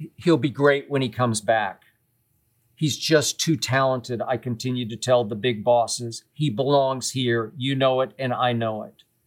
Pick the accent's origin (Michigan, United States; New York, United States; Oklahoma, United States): Oklahoma, United States; Oklahoma City; also born or lived in Tennessee; now in Los Angeles, United States; I grew up in Oklahoma City and went to Vanderbilt University